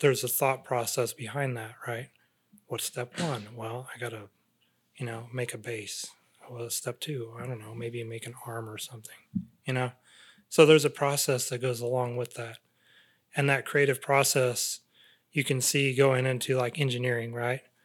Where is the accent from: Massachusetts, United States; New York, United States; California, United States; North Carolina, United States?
California, United States; Central Valley; growing up in the Central Valley, I'm exposed to, like, farm